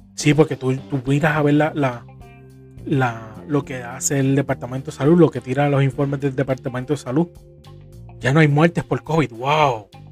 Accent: Puerto Rico; Soy de Puerto Rico, vivo en Corozal.

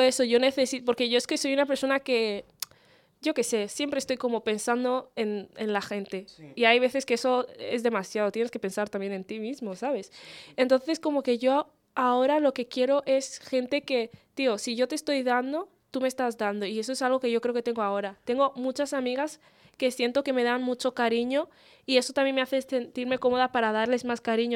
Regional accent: Spain; después de haber vivido en este país toda mi vida

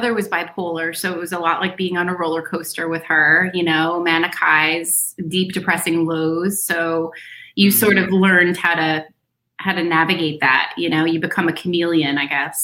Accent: Westfield, New Jersey, United States; I live where I was born and raised in Westfield, New Jersey

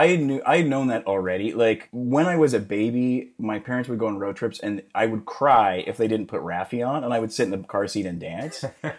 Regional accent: Calgary, Alberta, Canada; moved away as an adult; now in Los Angeles, United States; But Calgary when I was growing up was not, it was like 800,000, like 700,000. It's a totally different city now than it was when I was a kid.

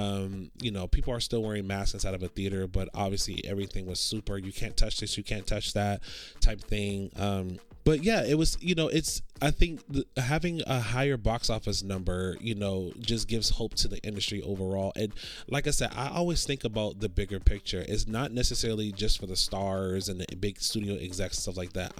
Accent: Orlando, Florida, United States; now in Los Angeles, United States; I grew up in Orlando, and there's theaters over there, but it's not as much as it is over here

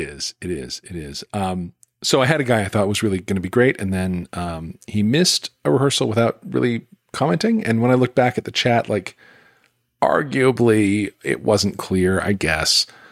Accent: Greensboro, North Carolina, United States; in Greensboro, my hometown

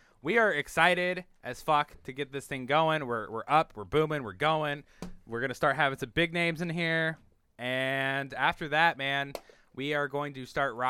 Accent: Iowa, United States; We are from Iowa.

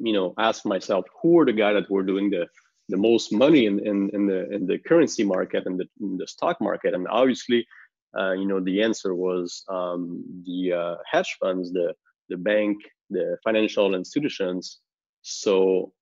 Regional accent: Montreal, Quebec, Canada; I'm from Montreal, Canada

